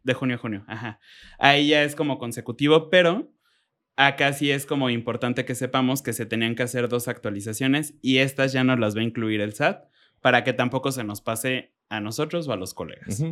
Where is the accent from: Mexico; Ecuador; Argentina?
Mexico; como buen mexicano